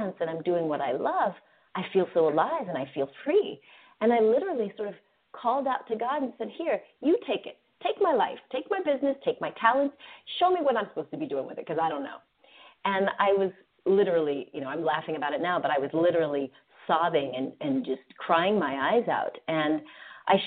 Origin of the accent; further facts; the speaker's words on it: United States; growing up in America